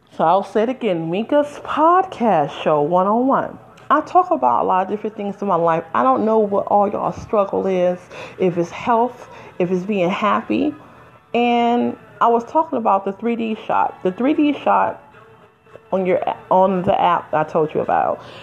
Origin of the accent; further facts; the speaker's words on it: Detroit, Michigan, United States; now in New Jersey, United States; I'm from Detroit